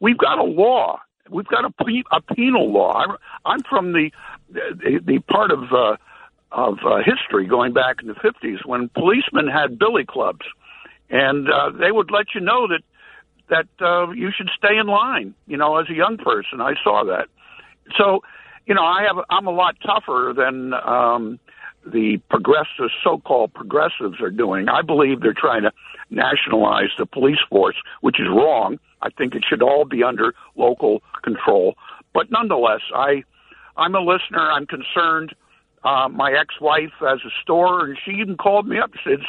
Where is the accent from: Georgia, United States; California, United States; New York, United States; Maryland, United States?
New York, United States; New York City; now in Lake George, United States; I was born in Manhattan, and I lived in Manhattan